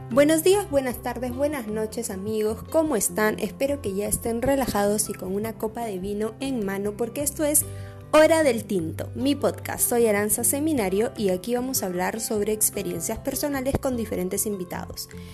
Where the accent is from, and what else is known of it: Piura, Peru